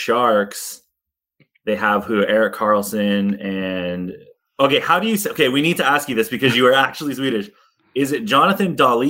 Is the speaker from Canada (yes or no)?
yes; Canada; I'm from Canada.